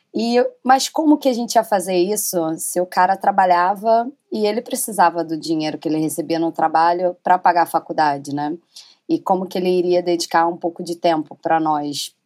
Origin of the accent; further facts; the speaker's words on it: Rio de Janeiro, Brazil; Sou cria da Rocinha